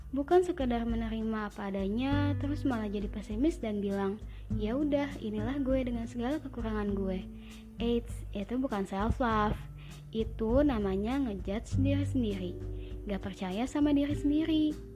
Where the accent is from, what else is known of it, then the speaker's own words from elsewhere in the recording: Cikampek, West Java, Indonesia; lahir di Cikampek tanggal 26 Desember 2000.